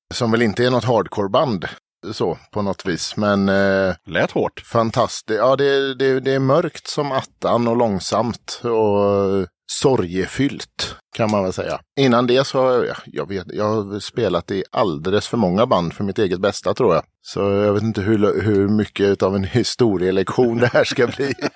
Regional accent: Falkenberg, Halland County, Sweden; moved away; Jag kommer nerifrån Falkenberg, där jag är uppvuxen

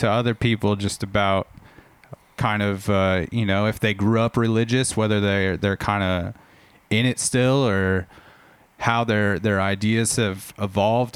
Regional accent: Southern California, United States; moved away as an adult; now in Portland, United States; I'm from Southern California originally. Spent the first 27 years of my life there and moved up to Portland, Oregon, I guess, 7.5 years ago

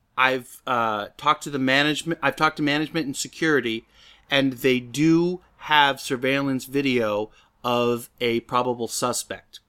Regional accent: the Northwest, Pacific Northwest, United States; moved away; Being from the Northwest

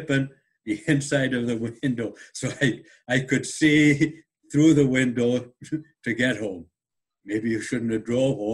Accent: about 2 miles from Hadrian's Wall, the north of England, United Kingdom; now in Winnipeg, Canada; I come from England, Northern England

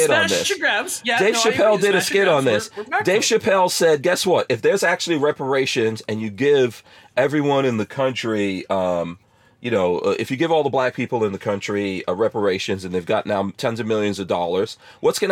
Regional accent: New York City, New York, United States; moved away; I grew up in New York City

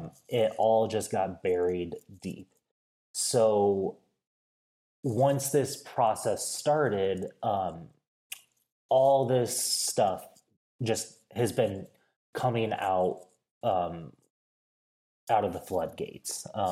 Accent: Midwest, United States; But growing up in the Midwest, I had access to the outdoors, but it was a very different type of outdoors experience than what I have now.

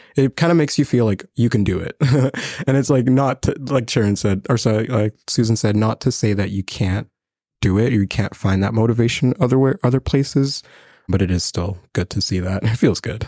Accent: Burundi; now in Lethbridge, Canada; I'm from Burundi. It's a small country in East Africa, right next to Rwanda

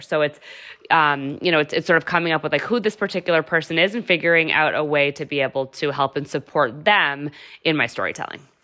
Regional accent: Massachusetts, United States; also born or lived in New Hampshire; I am actually from Massachusetts, but went to U N H

